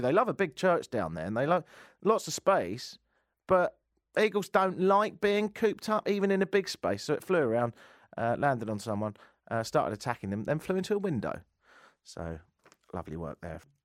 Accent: England, United Kingdom; now in United States; the United Kingdom as well, 'cause I was born and raised there

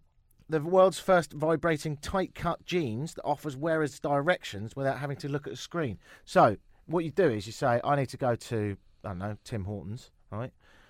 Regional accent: England, United Kingdom; also born or lived in London; now in Toronto, Canada; I'm English, innit?

